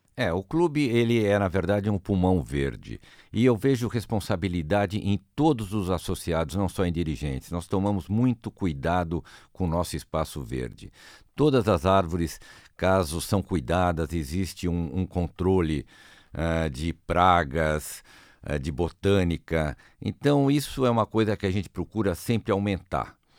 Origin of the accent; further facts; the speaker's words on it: Brazil; Eu, como brasileiro